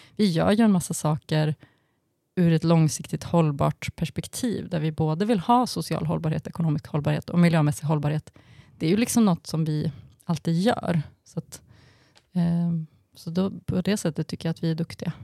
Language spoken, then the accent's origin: Swedish; Falun, Dalarna County, Sweden; i Falun där jag växte upp